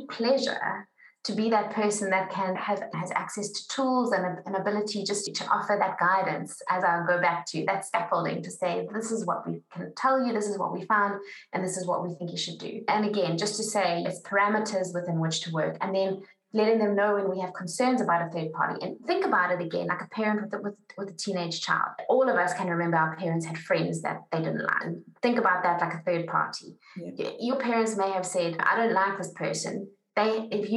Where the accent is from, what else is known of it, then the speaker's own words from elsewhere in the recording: South Africa; as a South African